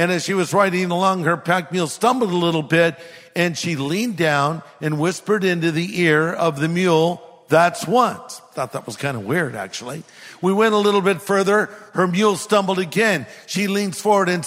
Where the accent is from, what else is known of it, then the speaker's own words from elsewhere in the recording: California, United States; I'm from California